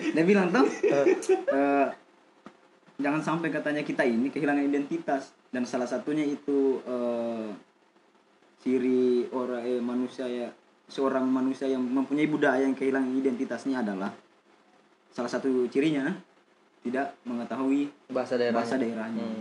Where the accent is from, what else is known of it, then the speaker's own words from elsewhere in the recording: Kolaka, Southeast Sulawesi, Indonesia; tapi saya putra Mekongga saya lahir di Kolaka pak 23 tahun saya lahir tinggal di Kolaka